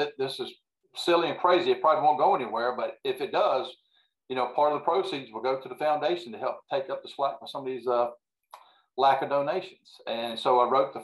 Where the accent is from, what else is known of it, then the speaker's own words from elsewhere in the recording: Central Virginia, United States; born and raised in Central Virginia here.